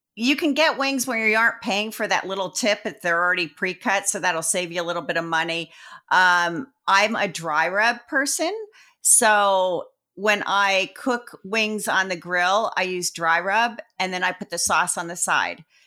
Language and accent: English; Sparta, New Jersey, United States; I was raised in Jersey